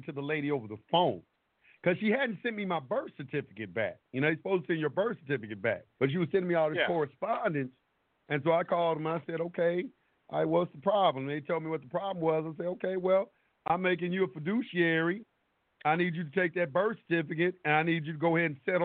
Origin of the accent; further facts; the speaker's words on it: United States; I was born here in the United States